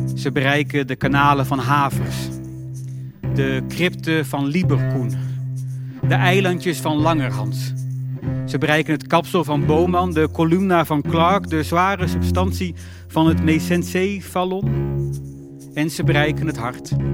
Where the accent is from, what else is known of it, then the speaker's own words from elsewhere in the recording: northern Netherlands, Netherlands; moved away; In een doorsnee dorp met doorzonwoningen hoog in het noorden van Nederland